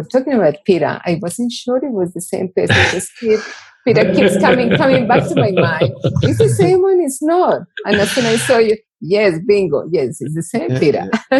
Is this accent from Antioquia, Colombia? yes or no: no; Bogota, Colombia; English is a second language; moved away as an adult; now in Darwin, Australia; I am originally from Bogota, the capital city of Colombia.